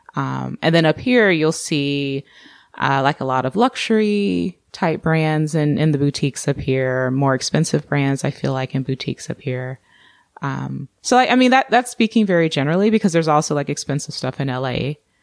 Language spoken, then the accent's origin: English; Georgia, United States; moved away; also born or lived in Orange County, California / Seattle; I grew up in Georgia